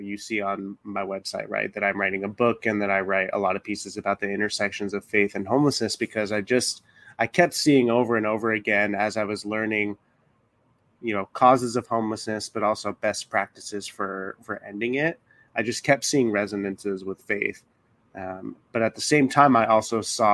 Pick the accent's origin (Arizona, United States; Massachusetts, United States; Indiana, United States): Arizona, United States; Tempe; moved away as an adult; also born or lived in Oklahoma City, Oklahoma; now in Los Angeles, United States; I grew up in Tempe, Arizona.